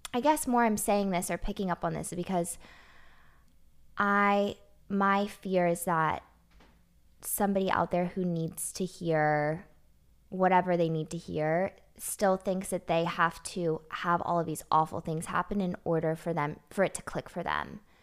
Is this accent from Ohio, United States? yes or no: no; Nashville, Tennessee, United States; also born or lived in Los Angeles; I was born in Los Angeles, but I was raised here in Nashville